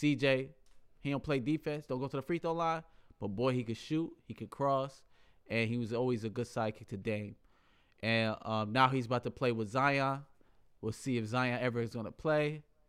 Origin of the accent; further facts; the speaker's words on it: Kenya; You know Kenya. I'm from Kenya, right?